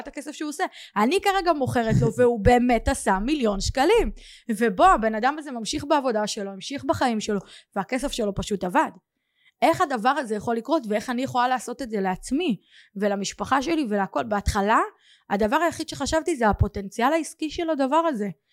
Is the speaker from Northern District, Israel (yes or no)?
no; Kiryat Gat, Southern District, Israel; moved away; also born or lived in Modi'in; אני מקריית גת במקור